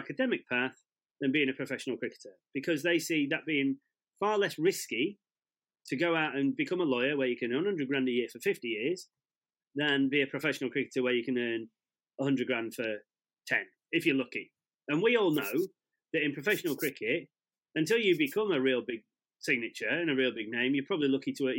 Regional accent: England, United Kingdom; I see myself as very English. I see myself as very white English.

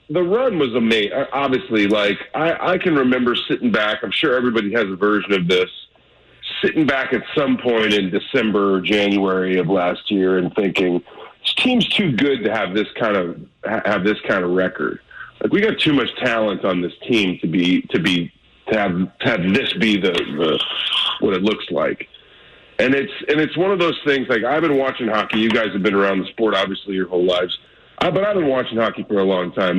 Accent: Normandy, Missouri, United States; I'm not from Ladue or Clayton or any of that. I'm from uh, Normandy

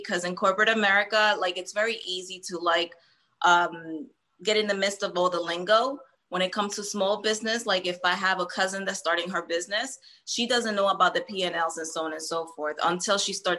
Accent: Hoboken, New Jersey, United States; also born or lived in Puerto Rico / New York / Philadelphia; I was born in PR and I was raised in Hoboken, then New York, then we moved to Philly.

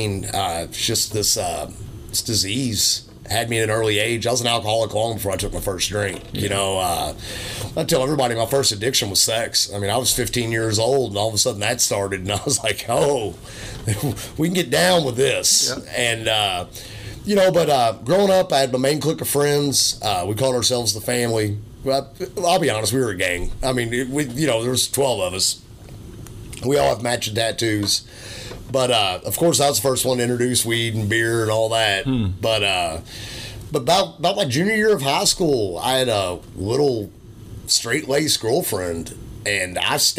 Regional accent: Louisville, Kentucky, United States; also born or lived in Alamogordo, New Mexico; We grew up poor. I grew up in Americana apartments. If anyone knows where that's from, Louisville

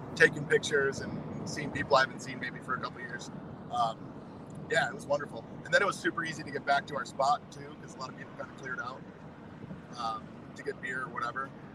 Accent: Wisconsin, United States; I'm from Wisconsin

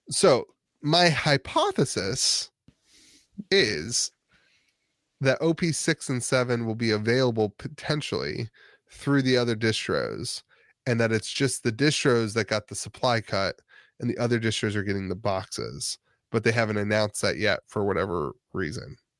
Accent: Northeast Ohio, United States; now in West Virginia, United States; I grew up in Northeast Ohio

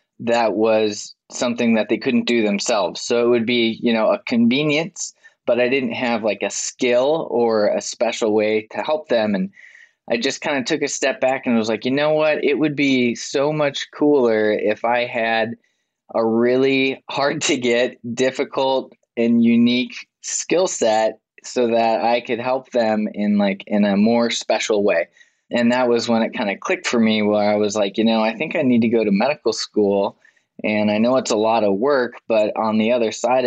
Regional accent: Minnesota, United States; moved away as an adult; also born or lived in Wyoming; now in Nashville, United States; I was actually born in Wyoming, but I grew up mostly in Minnesota. Rural town

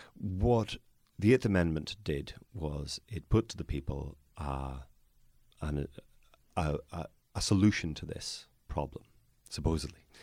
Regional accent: Northern Ireland, United Kingdom; I am from Northern Ireland

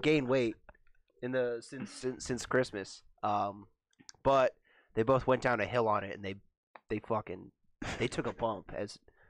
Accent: Elliott, United States; there was no grocery store in the town. I'm from Elliott.

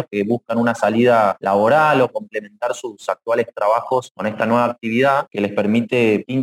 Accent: Argentina

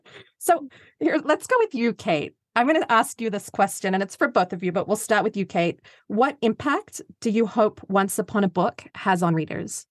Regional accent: Australia; I'm Australian

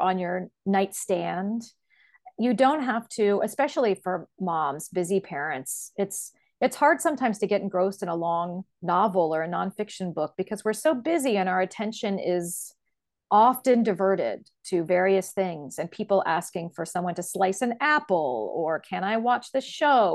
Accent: Columbus, Ohio, United States; I was born and raised in Columbus, Ohio, where I still live.

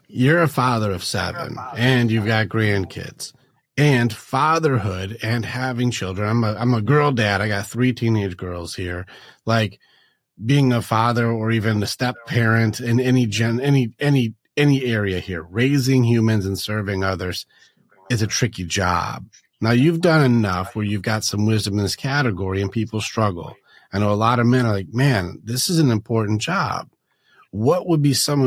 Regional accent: Detroit, Michigan, United States; I grew up in a Sparta lifestyle. We grew up in Detroit, which was not a fun area.

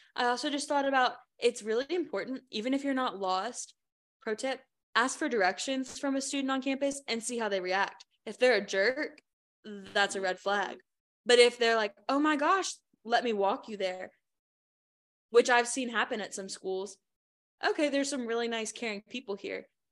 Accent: Richmond, Virginia, United States; I'm from Richmond

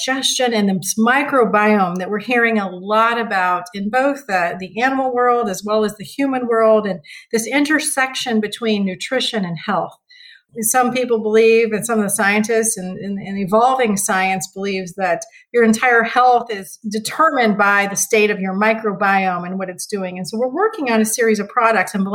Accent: Parke County, Indiana, United States; moved away; also born or lived in northern Missouri; the farm I grew up on was in Indiana, and my mother still lives there today.

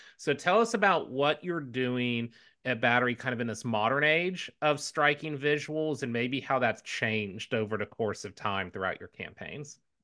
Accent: Houston, Texas, United States; I grew up in Houston

